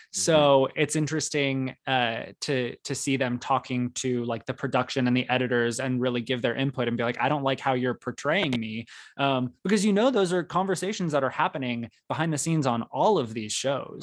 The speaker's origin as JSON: {"language": "English", "region": "Arizona", "country": "United States", "tie": "born or raised there", "said": "growing up in Arizona"}